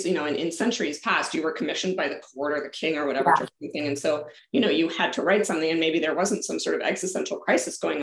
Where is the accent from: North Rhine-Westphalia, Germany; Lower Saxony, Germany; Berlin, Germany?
Lower Saxony, Germany; Hanover; moved away; I was born and raised in Germany.